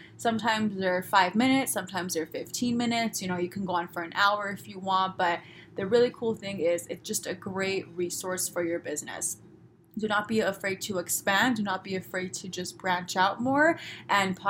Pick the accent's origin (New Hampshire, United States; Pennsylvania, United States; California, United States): California, United States; Los Angeles; I'm from Los Angeles. I'm sorry, I talk this way